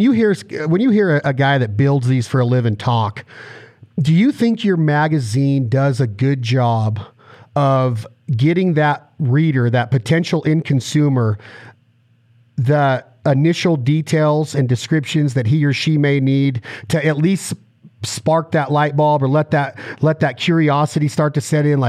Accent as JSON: {"language": "English", "country": "United States", "said": "I'm from Lake Tahoe and now I'm in a mud boat in the South"}